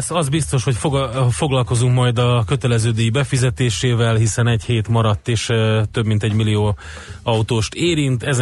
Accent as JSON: {"language": "Hungarian", "country": "Hungary", "said": "magyarok vagyunk"}